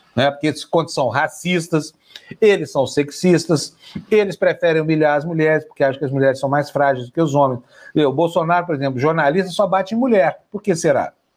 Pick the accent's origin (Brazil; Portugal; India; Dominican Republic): Brazil; Uberlândia, Minas Gerais; lá da minha cidade, Uberlândia